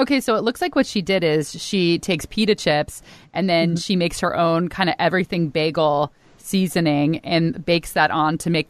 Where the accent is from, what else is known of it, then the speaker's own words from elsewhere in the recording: East Bay, California, United States; I am from the East Bay